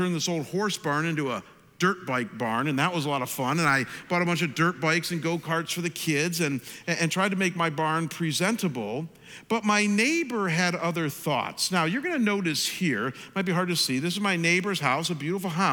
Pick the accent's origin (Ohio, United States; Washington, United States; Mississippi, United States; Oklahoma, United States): Ohio, United States; Chagrin Falls; moved away as an adult; my hometown of Chagrin Falls, Ohio.